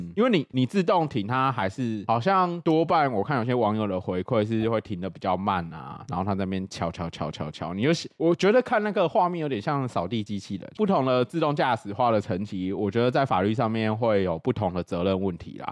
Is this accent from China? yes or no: no; southern Taiwan, Taiwan; moved away as an adult; also born or lived in Taoyuan; 我在南部长大嘛